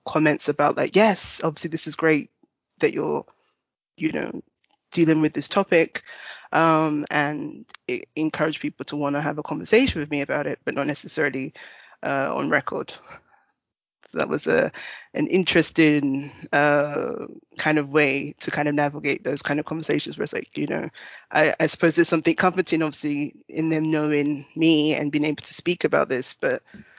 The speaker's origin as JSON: {"language": "English", "region": "London", "country": "United Kingdom", "moved": "yes", "said": "I am from Tottenham. When I am back in the UK, I live in Tottenham"}